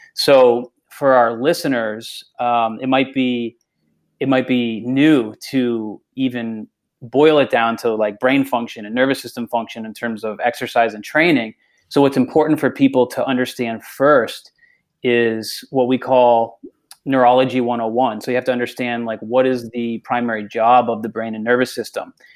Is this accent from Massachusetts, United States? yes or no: yes; Massachusetts, United States; moved away; I'm from Massachusetts originally